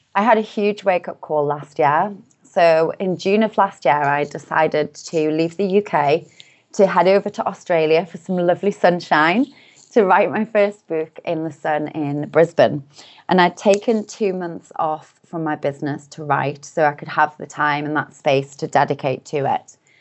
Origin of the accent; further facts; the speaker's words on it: Newcastle upon Tyne, North East England, United Kingdom; I'm from a relatively small city in the north of the U K called Newcastle upon Tyne. So I grew up there.